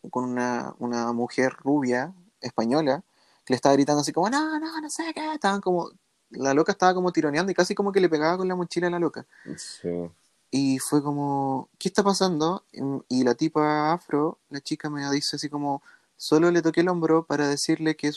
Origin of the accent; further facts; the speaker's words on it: Chile; nosotros, nosotros como chilenos no, no recibimos el racismo que recibe una persona extranjera dentro de Chile, ¿cachai?